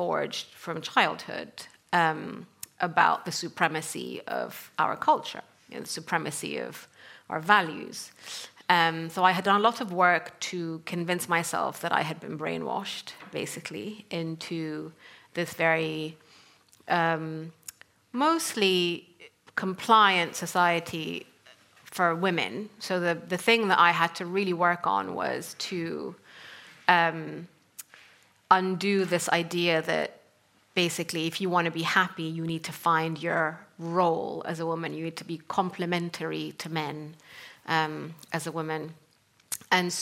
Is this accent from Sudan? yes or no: yes; Sudan; moved away as an adult; also born or lived in North Africa / Middle East; I come from Sudan, and I grew up in North Africa and the Middle East